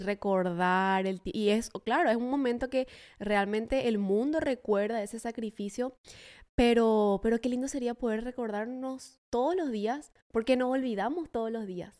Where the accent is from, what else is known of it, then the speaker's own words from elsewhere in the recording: Paraguay; moved away as an adult; now in Oklahoma City, United States; a mis compatriotas